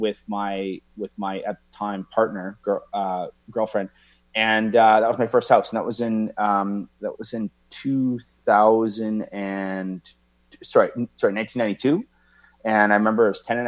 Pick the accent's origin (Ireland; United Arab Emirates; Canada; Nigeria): Canada; Victoria, British Columbia; also born or lived in Edmonton, Alberta, Canada; So I moved to Victoria from Edmonton with my mom and my brother my mom and my dad had separated in 1983. So I was 11 years old.